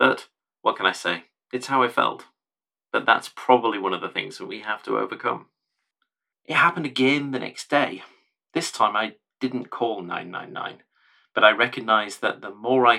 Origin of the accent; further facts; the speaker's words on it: the North, the north of England, United Kingdom; I was born in the North a long time ago, a child of the 70s, brought up in a time and a place and in a family that didn't much talk about mental health